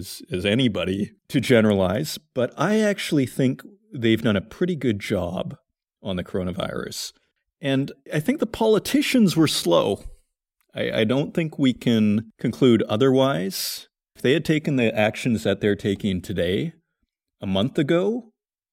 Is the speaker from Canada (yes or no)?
yes; Saskatoon, Saskatchewan, Canada; I grew up in Saskatoon, Saskatchewan.